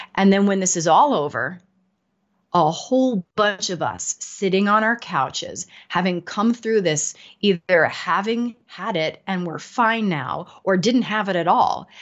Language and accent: English; New York, United States; now in Denver, United States; I'm in Denver, but I'm from New York. My whole family's in New York